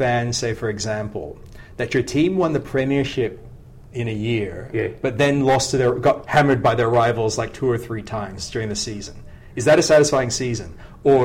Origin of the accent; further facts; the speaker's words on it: Sydney, New South Wales, Australia; born there; But I was born in Sydney, but I didn't grow up here.